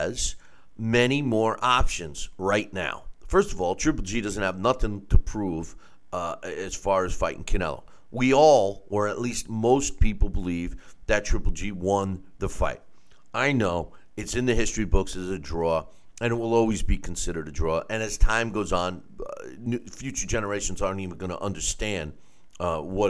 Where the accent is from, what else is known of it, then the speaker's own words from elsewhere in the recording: New York, United States; the most reputable state that I was licensed in happens to be my home state of New York